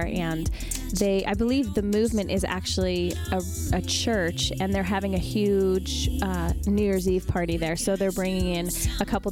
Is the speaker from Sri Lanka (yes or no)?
no; Canada; now in San Diego, United States; I grew up in Canada and born and raised there